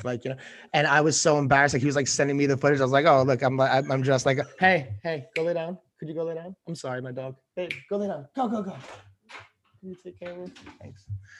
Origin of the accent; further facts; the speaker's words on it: New York City, New York, United States; especially as like a New Yorker where you're just like, oh, I gotta do this, I gotta do that.